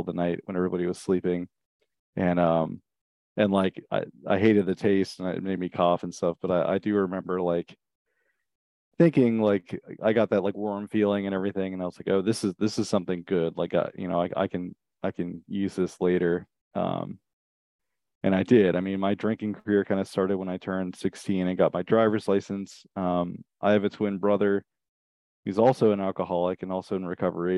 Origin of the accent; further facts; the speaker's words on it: Richmond, Virginia, United States; now in Vermont, United States; I grew up in Richmond, Virginia, in the suburbs